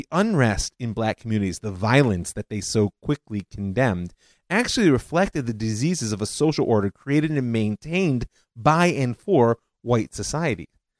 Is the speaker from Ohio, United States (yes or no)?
yes; Cleveland, Ohio, United States; my hometown Cleveland